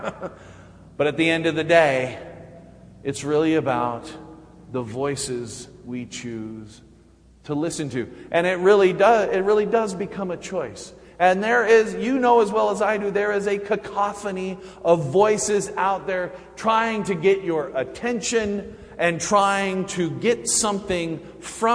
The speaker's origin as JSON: {"language": "English", "town": "Clearfield", "region": "Utah", "country": "United States", "tie": "born or raised there", "said": "growing up in Utah, at Clearfield, my youth group was about three people"}